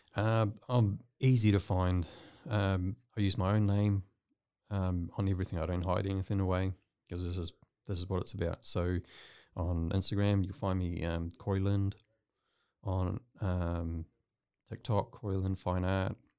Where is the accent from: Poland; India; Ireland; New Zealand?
New Zealand; moved away as an adult; now in Waco, United States; I'm not from Waco. I'm from New Zealand